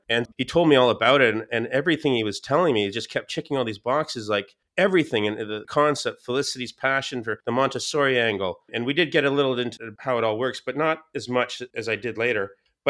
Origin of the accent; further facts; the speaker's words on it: Scotland, United Kingdom; a mom and pop fish and chip Scottish family, and I'm Scottish.